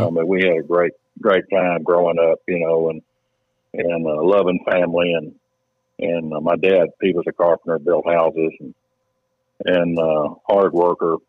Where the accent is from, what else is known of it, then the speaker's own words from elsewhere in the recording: Paris, Tennessee, United States; also born or lived in Houston; I grew up right here, and you know, uh, in in this little town